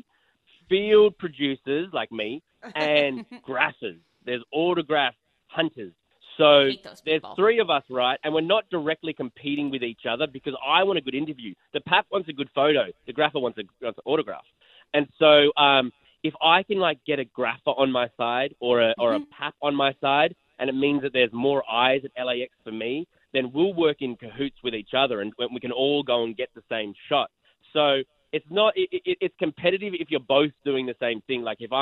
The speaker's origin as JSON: {"language": "English", "country": "Australia", "moved": "yes", "lives_now": "Los Angeles, United States", "said": "they know me as the Aussie guy"}